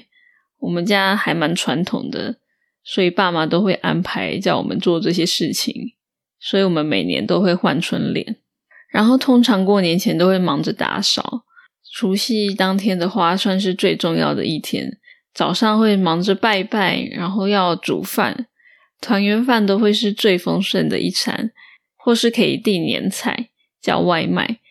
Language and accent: Chinese; northern Taiwan, Taiwan; also born or lived in Australia; 因为我的家乡就在北部，所以我不用去中南部过年。